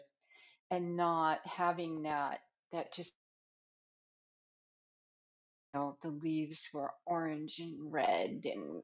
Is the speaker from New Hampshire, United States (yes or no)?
no; New York, United States; accent: New York; now in Nevada, United States; I'm originally from New York, and I've been in Nevada now, though, for 40 years almost.